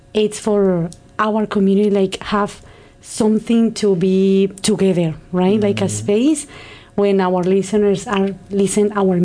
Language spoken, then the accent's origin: English; Colombia; moved away as an adult; now in Canada; I am from Colombia